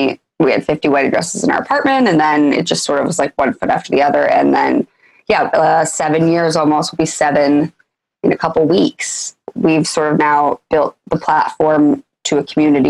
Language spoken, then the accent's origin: English; Iowa, United States; moved away as an adult; also born or lived in New York; I'm originally from Iowa